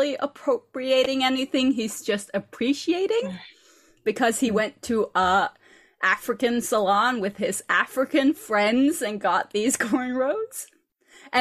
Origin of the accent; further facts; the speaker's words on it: Norway; I'm from Norway